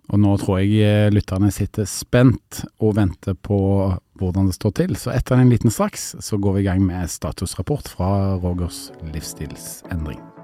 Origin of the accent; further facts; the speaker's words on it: Stavanger, Rogaland, Norway; now in Oslo, Norway; Jeg kommer fra Sør-Vestlandet, jeg kommer fra Stavanger